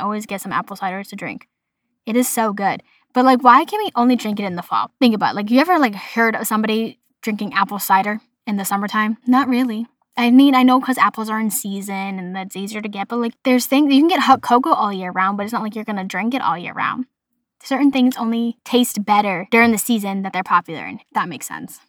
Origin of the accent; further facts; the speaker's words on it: Boston, Massachusetts, United States; accent: Boston; my Boston accent